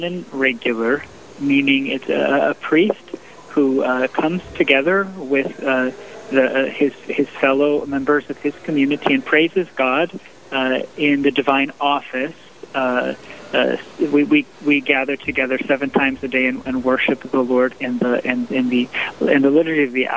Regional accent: St. Louis, Missouri, United States; moved away as an adult; now in Southern California, United States; I was born and raised in the Midwest in St. Louis, Missouri, in my beloved hometown.

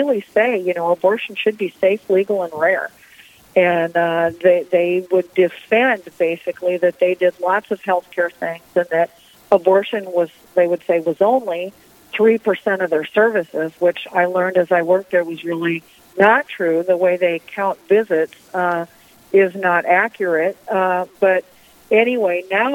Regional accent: Storm Lake, Iowa, United States; I was born and raised in Storm Lake, Iowa. That's my hometown

